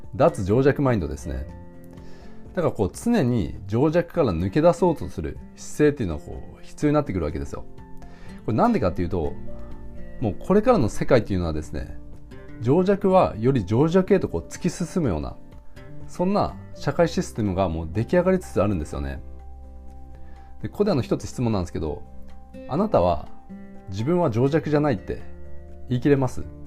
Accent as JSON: {"language": "Japanese", "country": "Japan", "said": "僕ら日本人のあの、教育観"}